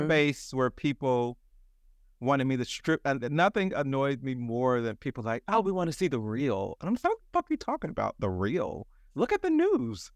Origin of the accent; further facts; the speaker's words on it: Atlanta, Georgia, United States; I grew up in Atlanta